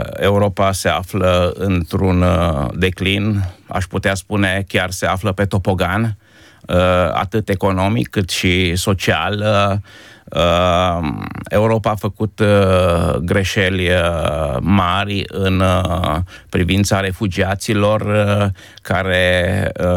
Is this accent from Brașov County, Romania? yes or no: no; Timișoara, Timiș County, Romania; moved away as an adult; also born or lived in Izvin; now in Krems, Austria; la origine sunt de la Izvin, o aruncătoră de piatră de Timișoara. Am, am făcut școala și m-am format ca om în Timișoara